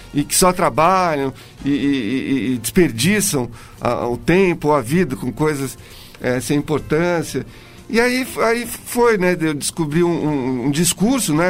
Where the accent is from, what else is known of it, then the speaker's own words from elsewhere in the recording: Brazil; Eu cresci numa época em que no Brasil também tinha, vivia um, um momento político muito louco